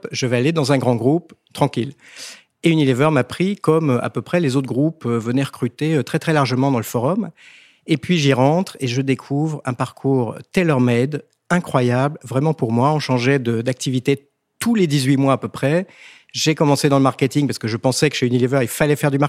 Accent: Vancouver, British Columbia, Canada; also born or lived in France; Je suis canadien et français.

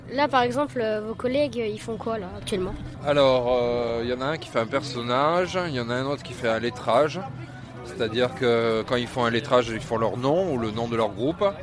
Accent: Auvergne-Rhône-Alpes, France; j'ai 11 ans. Je viens du Rhône je travaille pour la web radio YouTalk.

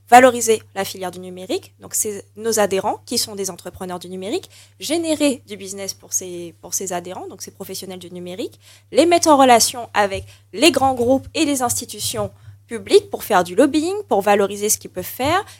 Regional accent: Martinique; on est martiniquais

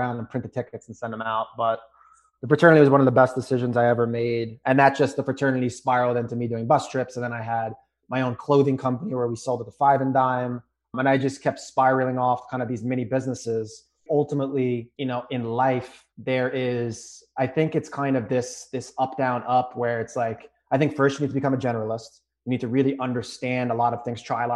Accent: New York, United States; I'm from New York.

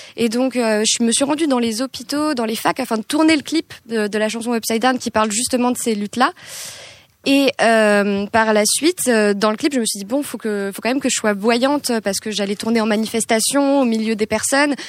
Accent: Hauts-de-Seine, Île-de-France, France; moi j'ai grandi en ile de france dans le 92

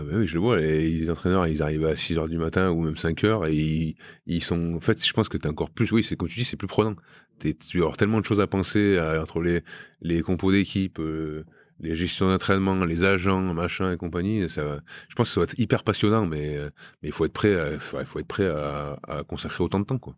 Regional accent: Romans-sur-Isère, Auvergne-Rhône-Alpes, France; moved away as an adult; also born or lived in Brive; now in Bayonne, France; chez moi à Romain

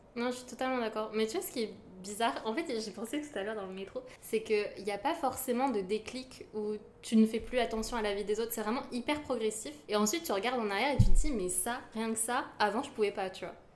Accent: Yvelines, Île-de-France, France; je viens des Yvelines

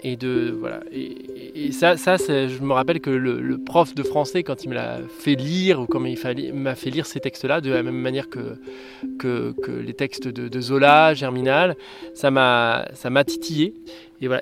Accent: Martinique; moved away; Moi j'ai grandi aux Antilles, en Martinique

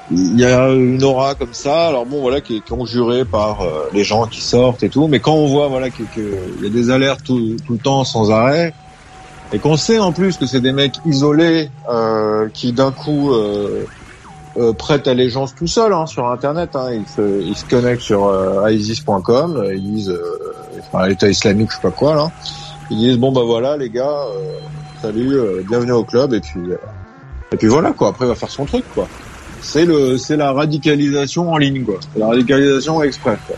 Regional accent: Paris, Île-de-France, France; Là, je parle vraiment en tant que Français, Parisien.

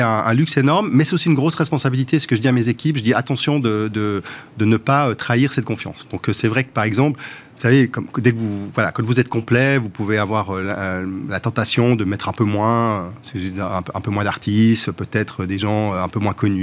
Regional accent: Montreux, Vaud, Switzerland; moved away as an adult; now in Paris, France; C'est chez moi, moi, j'ai grandi à Montreux.

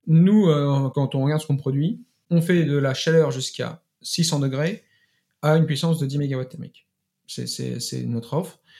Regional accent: Paris, Île-de-France, France; je suis euh, parisien

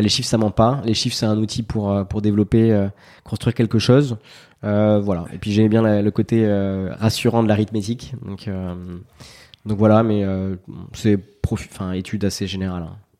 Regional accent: Nousty, Nouvelle-Aquitaine, France; moved away as an adult; un village qui s'appelle Nousty, qui, compte, qui comptait 600 habitants à l'époque.

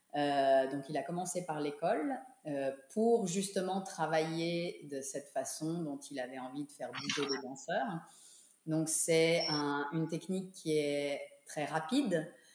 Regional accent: Geneva, Switzerland; moved away; also born or lived in New York / Monte Carlo; je suis revenue à Genève avec mon mari. on a repris l'école de danse qui était initialement l'école de danse de mes parents

